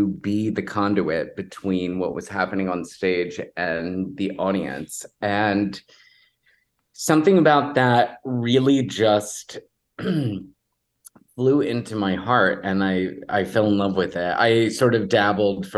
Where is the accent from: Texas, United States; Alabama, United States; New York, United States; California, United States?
Texas, United States; Houston; I grew up in Texas, in Houston